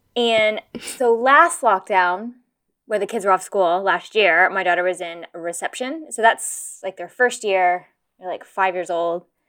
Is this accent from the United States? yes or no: yes; United States; now in Kent, United Kingdom; I'm American